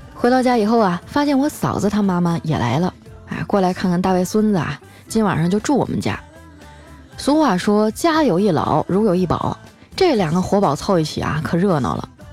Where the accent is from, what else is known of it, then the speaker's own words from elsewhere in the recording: Harbin, Heilongjiang, China; 就拿我老家哈尔滨来说吧